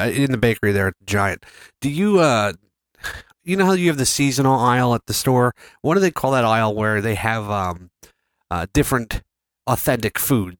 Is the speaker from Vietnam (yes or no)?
yes; Vietnam; I'm from Vietnam. And we have this juice.